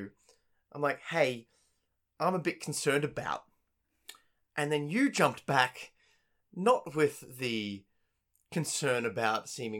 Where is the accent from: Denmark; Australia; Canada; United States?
Australia; me being born and bred in Australia, Western, very liberal